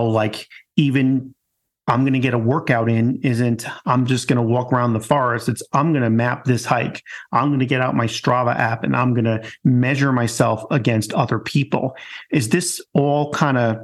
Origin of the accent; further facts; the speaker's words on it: Long Island, New York, United States; I come from Long Island.